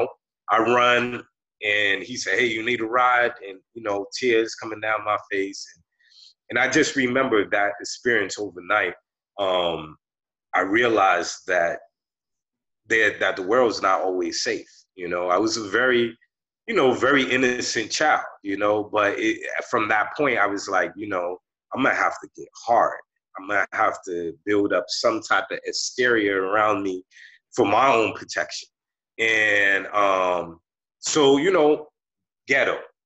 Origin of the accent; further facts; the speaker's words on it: Boston, Massachusetts, United States; I came from the hood, you know, I grew up in Roxbury